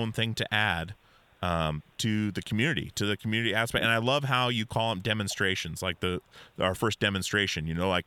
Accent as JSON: {"language": "English", "region": "Alaska", "country": "United States", "tie": "born or raised there", "moved": "yes", "lives_now": "Portland, United States", "said": "I grew up in Alaska."}